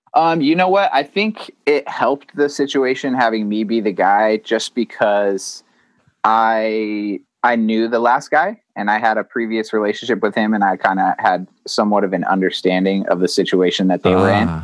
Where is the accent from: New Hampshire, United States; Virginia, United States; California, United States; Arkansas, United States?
California, United States; Vista; I grew up here in in Vista, California, just a, a little town in North San Diego